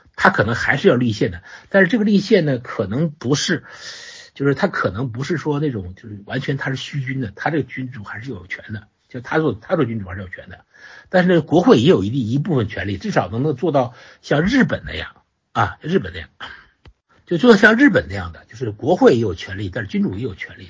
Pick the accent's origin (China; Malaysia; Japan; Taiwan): China; 我们中国人